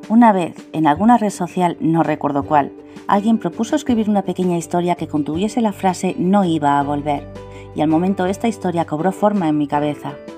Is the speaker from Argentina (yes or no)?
no; Spain; de España